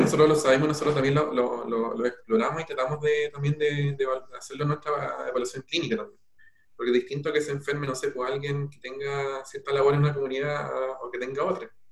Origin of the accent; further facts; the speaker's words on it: Peumo, O'Higgins, Chile; nací en Peumo y bueno, mi familia toda es de allá